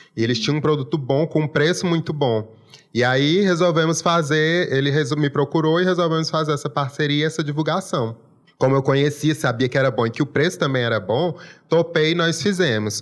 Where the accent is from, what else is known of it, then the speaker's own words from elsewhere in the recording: Brazil; Eu sou nascido e criado aqui Sim. e me orgulho muito desse sotaque